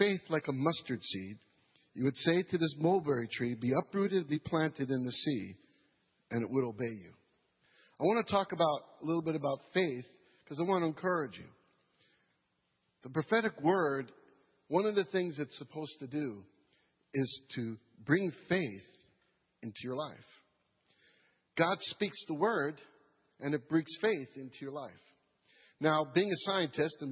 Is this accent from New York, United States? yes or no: yes; New York, United States; moved away as an adult; now in Madisonville, United States; I'm from New York